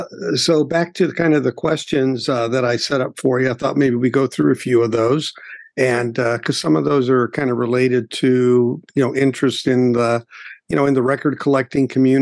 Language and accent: English; Gary, Indiana, United States; I grew up in Gary, Indiana.